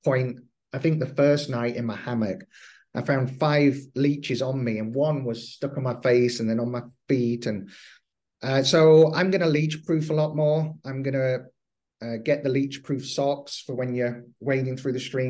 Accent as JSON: {"language": "English", "region": "England", "country": "United Kingdom", "said": "Being English"}